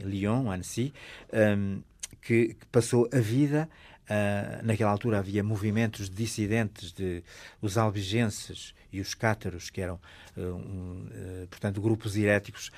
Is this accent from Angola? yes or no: no; the North, Northern Portugal, Portugal; eu sou de um sítio, eu sou do Norte